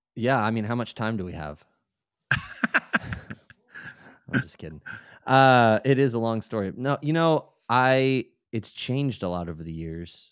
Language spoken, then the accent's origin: English; Maryland, United States; I lived in, I grew up in Maryland